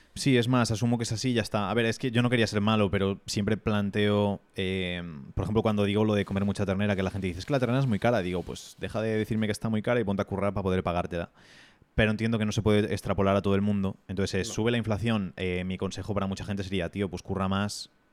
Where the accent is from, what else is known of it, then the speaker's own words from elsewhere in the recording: Spain; somos tan sumisos como sociedad española